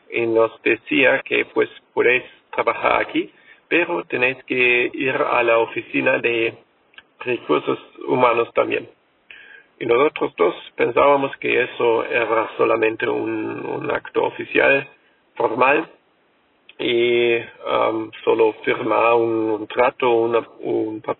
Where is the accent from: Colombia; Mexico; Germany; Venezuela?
Germany; Spanish is a second language; soy alemán